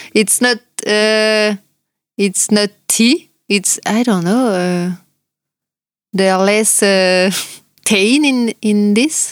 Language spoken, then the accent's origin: English; France; accent: French; English is a second language; moved away; also born or lived in New Zealand; we are French